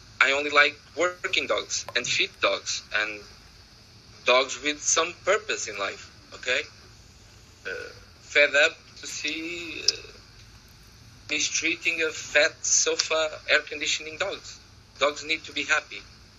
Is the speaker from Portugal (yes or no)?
yes; Portugal; English is a second language; I'm from Portugal